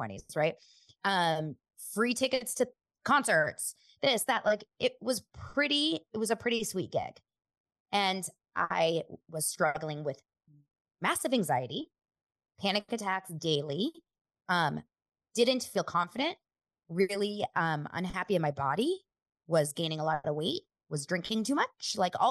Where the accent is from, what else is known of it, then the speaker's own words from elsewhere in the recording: Los Angeles, California, United States; I grew up here in Los Angeles